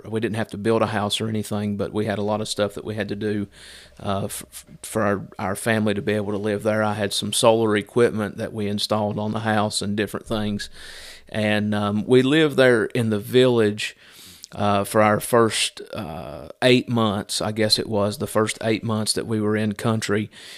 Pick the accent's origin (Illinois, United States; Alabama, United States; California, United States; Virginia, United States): Virginia, United States; now in Carthage, United States; I was born and raised up in Southwest Virginia, grew up there. I got saved at the age of 24, and then shortly after that moved to Carthage to attend our church there, Cornerstone.